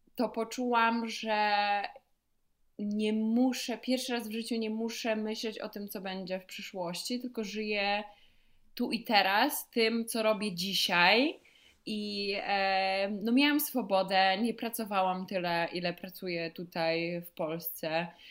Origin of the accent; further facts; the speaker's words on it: Poland; skąd jestem, a ja mówię, że z Polski